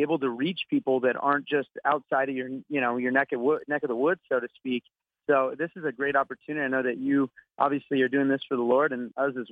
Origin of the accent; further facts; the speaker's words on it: Southern California, United States; I grew up here in Southern California